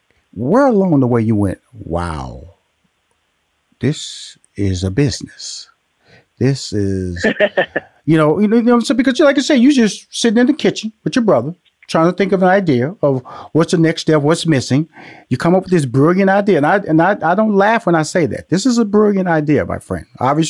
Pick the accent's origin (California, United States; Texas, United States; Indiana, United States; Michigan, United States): Texas, United States; Houston; also born or lived in Louisiana; I'm from Houston, Texas, by way of Louisiana.